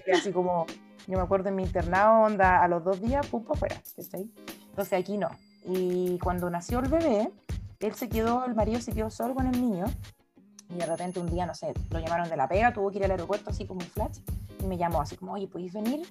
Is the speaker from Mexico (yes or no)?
no; Temuco, Araucanía, Chile; also born or lived in Japan; yo como soy de Temuco